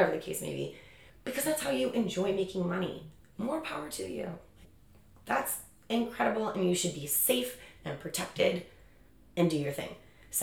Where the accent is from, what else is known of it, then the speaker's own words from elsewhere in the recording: Chicago, Illinois, United States; now in San Diego, United States; I'm born and raised in Chicago